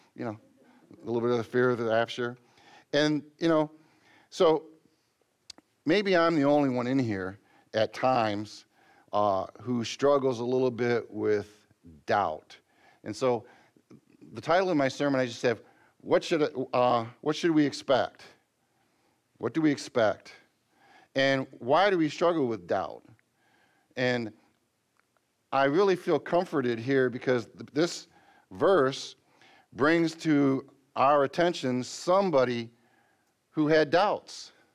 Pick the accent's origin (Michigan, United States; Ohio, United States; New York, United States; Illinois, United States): Michigan, United States; since we're from Michigan